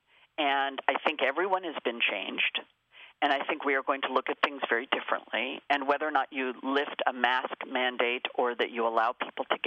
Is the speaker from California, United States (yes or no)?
yes; Los Angeles, California, United States; I am born and raised in Los Angeles